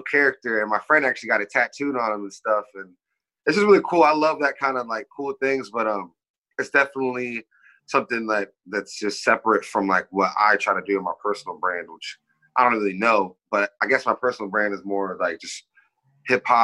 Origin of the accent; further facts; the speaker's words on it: Kirkland, Washington, United States; also born or lived in Puget Sound / Renton; I was born in Kirkland also, but live in like pretty much all of Puget Sound.